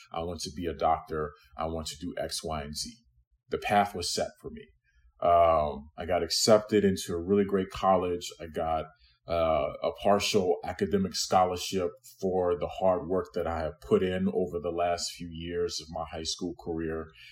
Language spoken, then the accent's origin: English; Louisiana, United States; also born or lived in New York; now in Chicago, United States; I was born in New York, but I grew up in Louisiana.